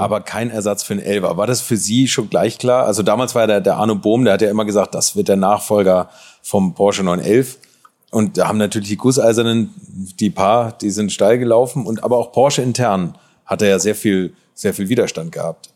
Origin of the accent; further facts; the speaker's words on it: Hamburg, Germany; Ich komme aus Hamburg